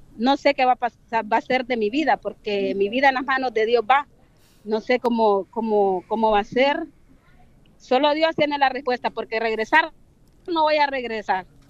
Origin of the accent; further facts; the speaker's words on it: San Pedro Sula, Cortés, Honduras; moved away as an adult; Vengo de San Pedro Sula, de Honduras